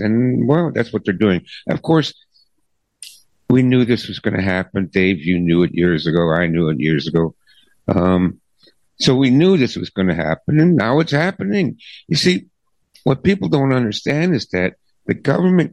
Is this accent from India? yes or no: no; Canada; I'm a Canadian